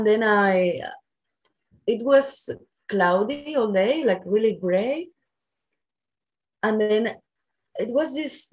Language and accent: English; Barcelona, Catalonia, Spain; also born or lived in Australia / New Zealand; I'm from the Mediterranean, like I'm from Barcelona, and it's very sunny here all year long.